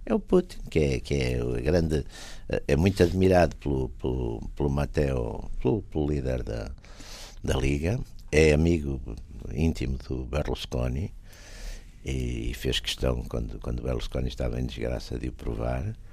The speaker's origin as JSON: {"language": "Portuguese", "country": "Portugal", "said": "eu sou português."}